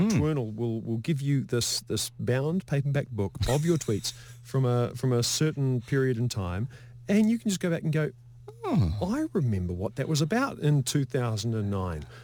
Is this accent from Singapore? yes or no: no; Lower Hutt, Wellington, New Zealand; I'm from Lower Hutt, so I'm going.